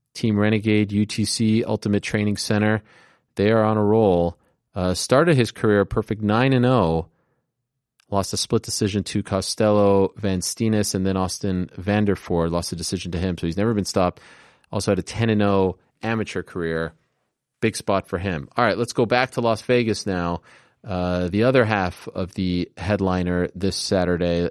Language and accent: English; Montreal, Quebec, Canada; moved away; I grew up, I grew up in Montreal, uh, in Canada